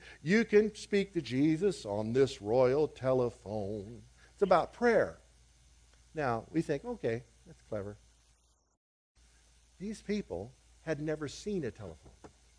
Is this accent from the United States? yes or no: no; Liberia; As a kid, I grew up in West Africa, and to my horror, as a kid, as a little boy, I saw the Americanization of the African church in the West African country where we were, of Liberia.